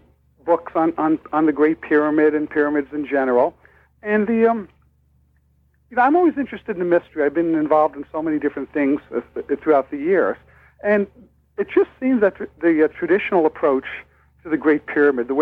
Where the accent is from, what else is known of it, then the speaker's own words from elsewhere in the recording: New York, United States; now in Minnesota, United States; I'm originally from actually New York, and I'm currently living in Minnesota.